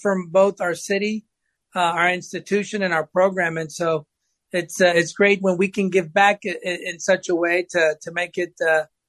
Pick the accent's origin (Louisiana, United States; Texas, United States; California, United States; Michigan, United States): Texas, United States; Pasadena; English is a second language; I migrated with my biological family in 1981. We lived in Pasadena. And at the time, we didn't speak English.